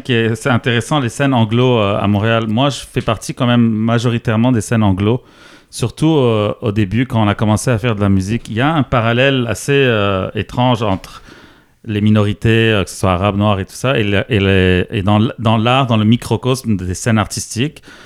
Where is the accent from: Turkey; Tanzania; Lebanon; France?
Lebanon; moved away as an adult; now in Quebec, Canada; j'ai grandi au Liban jusqu'à 19 ans